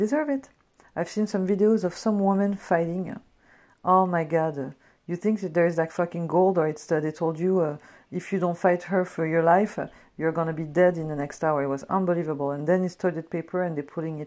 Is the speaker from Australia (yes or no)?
no; France; now in United States; I come from France